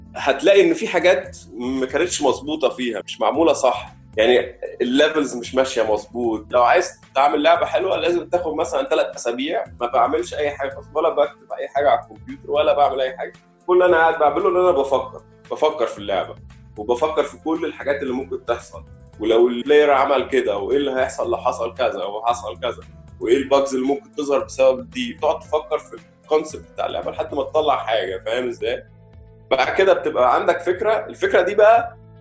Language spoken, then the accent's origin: Arabic; Egypt